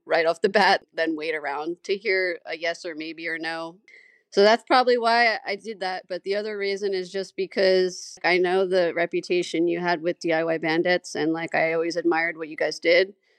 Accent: New York City, New York, United States; I grew up in Staten Island, New York, famous for the … and the dump

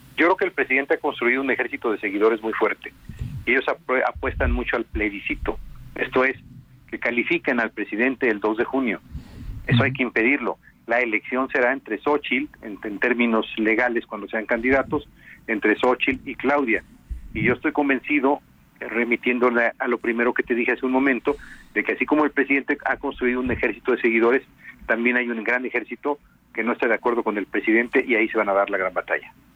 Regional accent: Chilpancingo, Guerrero, Mexico; moved away as an adult; now in Mexico City, Mexico; vivo en la Ciudad de México. Eh, voy frecuentemente a mi estado. Tú sabes, soy de Chilpancingo

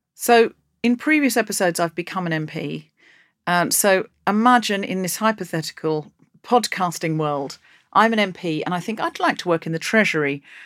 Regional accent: Australia; now in United Kingdom; I come from Australia

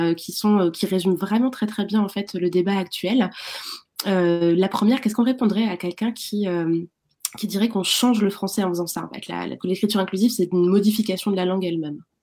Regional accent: France; en tant que Française, Français

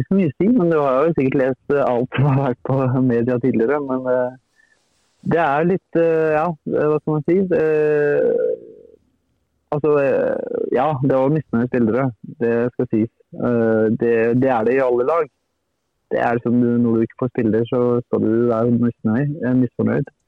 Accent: Turkey; Jeg er jo opprinnelig fra Tyrkia, og det er, jeg hadde ambisjoner siden jeg var liten og har følt med de store lagene i Tyrkia.

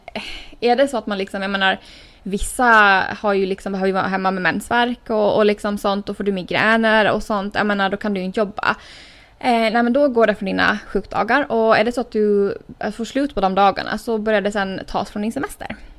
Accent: Åland Islands; moved away as an adult; now in United States; hemma på Åland

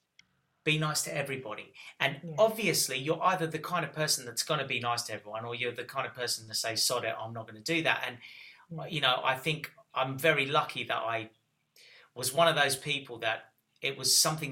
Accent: Australia; moved away as an adult; also born or lived in Cyprus (ancestry); now in England; And then we all moved to Australia when I was six. And I lived there until I was 22, 23, about that time.

